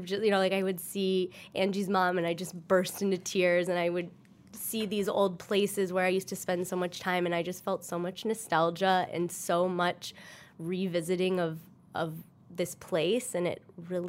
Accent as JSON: {"language": "English", "region": "Michigan", "country": "United States", "accent": "Michigan", "moved": "yes", "said": "my Michigan accent"}